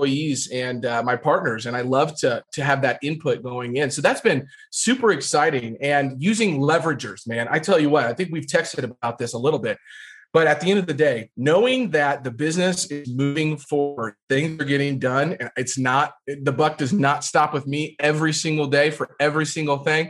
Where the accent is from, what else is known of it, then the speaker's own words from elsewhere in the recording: Jefferson City, Missouri, United States; I grew up in Jefferson City, which is the capital of Missouri